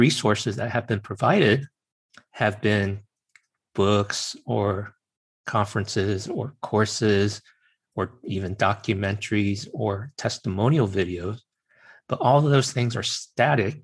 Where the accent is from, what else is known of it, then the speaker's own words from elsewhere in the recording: Virginia, United States; I'm Chinese American and grew up in Virginia